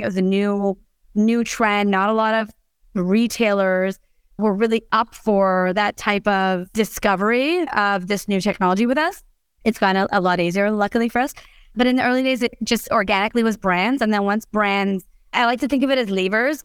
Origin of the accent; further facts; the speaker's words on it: Canada; I'm Canadian